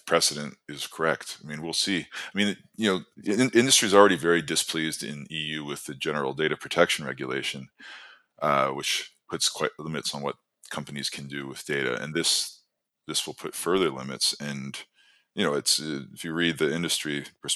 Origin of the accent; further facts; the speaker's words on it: Canada; moved away as an adult; now in Ireland; I'm Canadian, but I moved to Ireland last year for work.